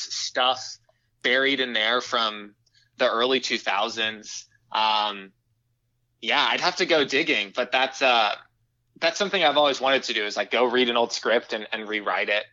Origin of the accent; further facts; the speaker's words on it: Houston, Texas, United States; now in Chicago, United States; I'm actually calling you from my childhood bedroom at my parents' house